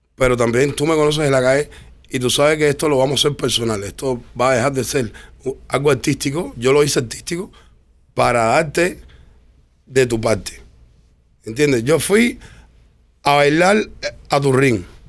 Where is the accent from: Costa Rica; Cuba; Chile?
Cuba; moved away; soy el único cubano